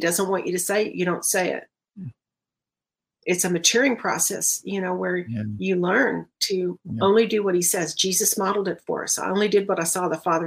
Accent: Dallas, Texas, United States; moved away; I'm from Dallas originally

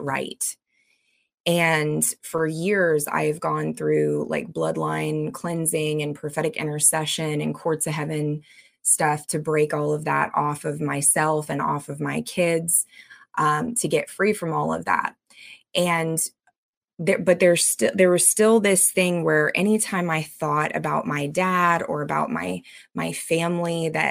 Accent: United States; I'm an American citizen, born and raised

